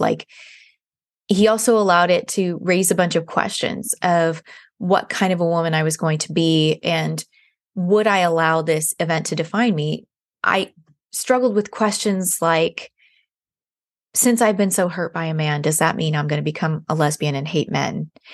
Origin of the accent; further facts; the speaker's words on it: San Diego, California, United States; now in Nashville, United States; I'm actually from San Diego, um, and I live in Nashville now